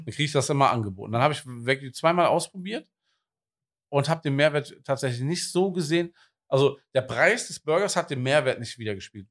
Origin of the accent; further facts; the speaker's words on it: Wuppertal, North Rhine-Westphalia, Germany; now in Cologne, Germany; ich bin gebürtiger Wuppertaler